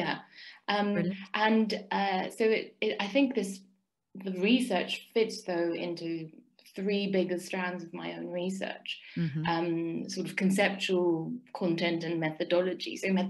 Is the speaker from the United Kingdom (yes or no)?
no; Seville, Andalusia, Spain; I was born in Seville, after all, to Spanish parents.